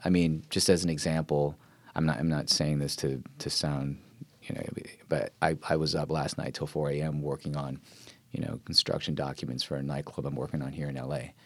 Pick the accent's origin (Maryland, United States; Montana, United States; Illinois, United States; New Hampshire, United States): Maryland, United States; Silver Spring; moved away as an adult; also born or lived in New York / Philadelphia; now in California, United States; I grew up in the suburbs, um, just outside of D C, Silver Spring. I mean, that's kinda where I spent most of my childhood